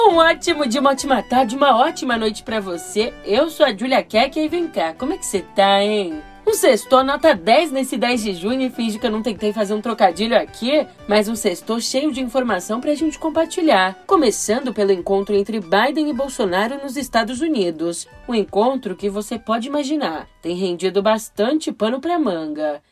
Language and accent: Portuguese; Brazil; como brasileira que sou